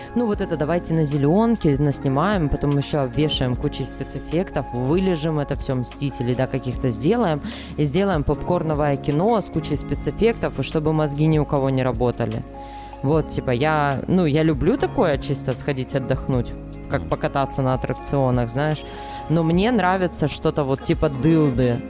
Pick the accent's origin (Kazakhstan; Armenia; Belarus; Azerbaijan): Belarus; moved away as an adult; also born or lived in Sakhalin, Russia; now in Kharkiv, Ukraine; Я выросла в маленьком городе вообще